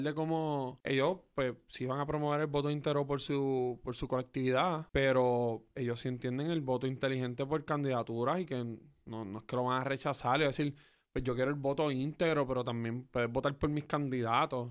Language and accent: Spanish; Puerto Rico; yo como puertorriqueño